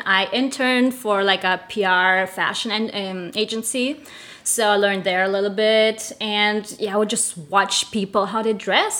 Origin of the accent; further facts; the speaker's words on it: Germany; moved away as an adult; also born or lived in Russia / Spain; now in United States; I'm originally from Russia. I was born in Russia, raised in Germany, lived in Spain, so I call myself international.